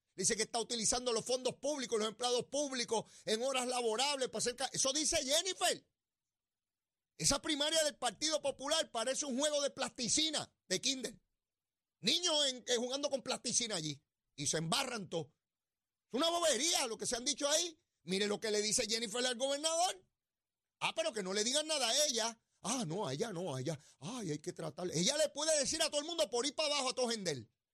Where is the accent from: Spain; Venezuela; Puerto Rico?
Puerto Rico; San Juan; el barrio donde yo me crié.